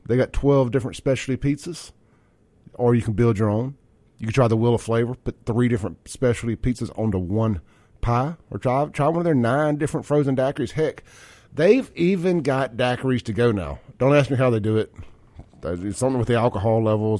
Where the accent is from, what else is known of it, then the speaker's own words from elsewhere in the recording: Jackson, Mississippi, United States; growing up in Jackson